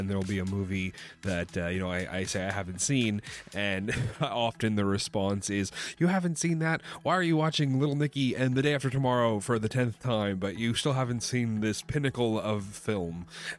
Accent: Canada; I'm from Canada. If you weren't aware of that.

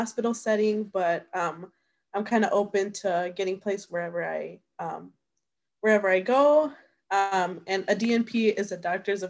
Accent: Minneapolis, Minnesota, United States; now in Moorhead, United States; My hometown is Minneapolis, Minnesota, which is about 3 hours and 30 minutes away from Moorhead, Minnesota, where we currently are at right now.

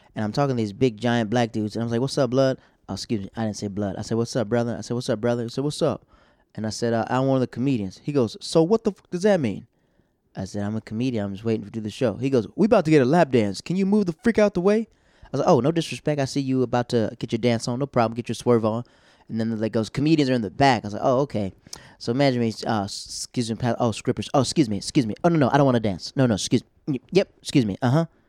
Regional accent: Tampa, Florida, United States; now in New York, United States; I go back home to Tampa

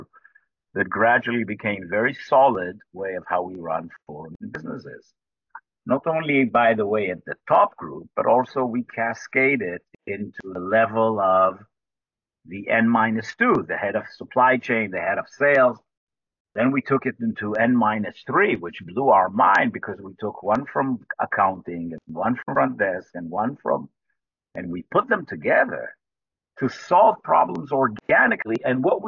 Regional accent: Jerusalem, Jerusalem District, Israel; also born or lived in United States; I am Israeli. I was born in Jerusalem. I'm the ninth generation from Jerusalem. And I lived here in Israel most of my life

